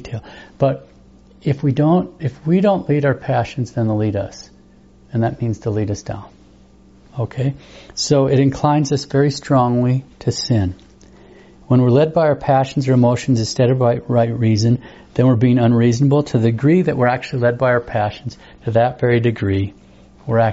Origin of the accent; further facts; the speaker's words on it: United States; just as an American